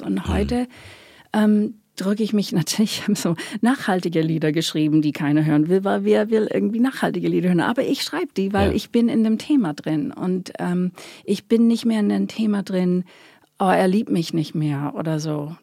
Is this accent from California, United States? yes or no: no; Long Island, New York, United States; German is a second language; moved away as an adult; ich bin Amerikanerin natürlich, bin auf Long Island groß geworden in New York